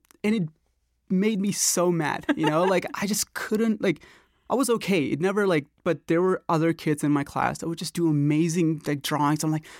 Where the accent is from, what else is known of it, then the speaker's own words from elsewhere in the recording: Norcross, Georgia, United States; also born or lived in India; I was born in India, but we moved to Atlanta in 98, and specifically to Norcross, Gwinnett County, in 98. So I was 13.